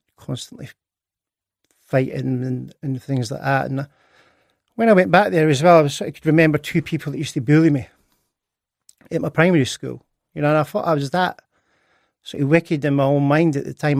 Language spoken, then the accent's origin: English; Edinburgh, Scotland, United Kingdom; I was born in Edinburgh on, uh, tenth of July, nineteen sixty-nine.